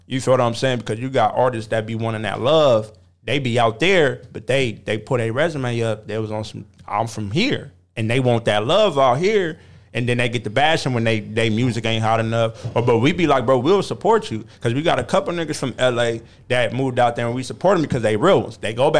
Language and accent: English; San Bernardino, California, United States; everybody know I'm from San Bernardino, I'll come move to L.A.